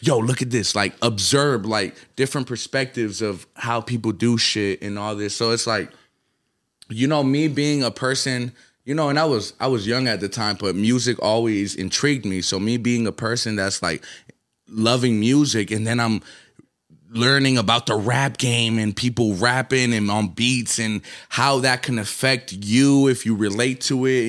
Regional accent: Atlanta, Georgia, United States; also born or lived in Colombia / New York; my formative, like, who I was around and what created, you know what I'm saying? It's, I'll give it to Atlanta

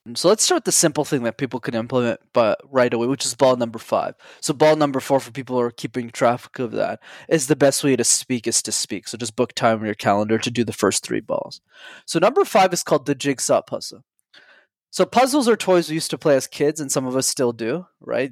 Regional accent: Montreal, Quebec, Canada; I grew up in Montreal, Canada. I'm still based there

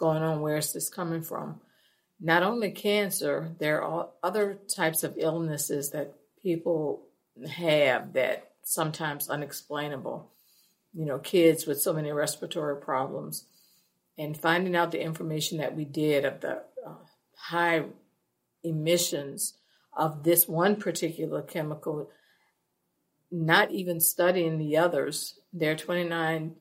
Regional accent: St. John the Baptist Parish, Louisiana, United States; I'm from St. John the Baptist Parish

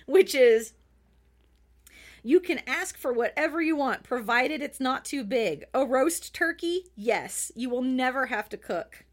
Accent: United States; as an American

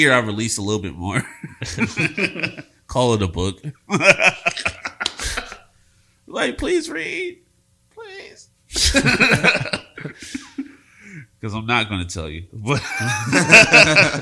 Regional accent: Philadelphia, Pennsylvania, United States; I'm from Philadelphia

